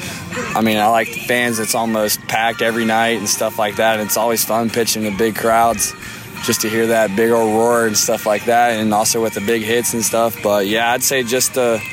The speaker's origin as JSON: {"language": "English", "town": "Sarasota", "region": "Florida", "country": "United States", "said": "I'm from South Florida, Sarasota area"}